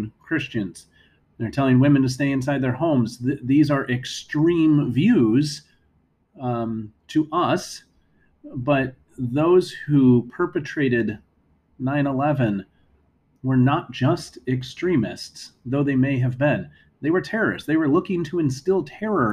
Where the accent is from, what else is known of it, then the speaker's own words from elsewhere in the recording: United States; as Americans